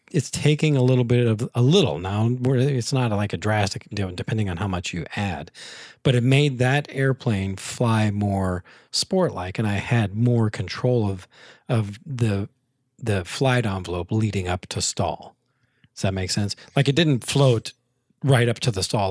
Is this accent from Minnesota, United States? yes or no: no; Taylorville, Illinois, United States; moved away; when I was much younger and growing up in Taylorville